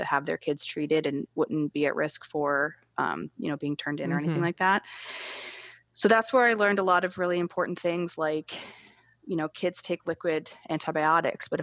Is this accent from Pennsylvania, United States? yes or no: yes; Pittsburgh, Pennsylvania, United States; I'm from Pittsburgh, Pennsylvania